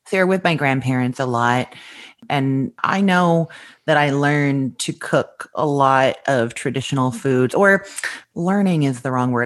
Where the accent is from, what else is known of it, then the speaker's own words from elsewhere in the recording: Winnipeg, Manitoba, Canada; moved away as an adult; also born or lived in Toronto, Canada; now in Orlando, United States; I grew up in Winnipeg, Manitoba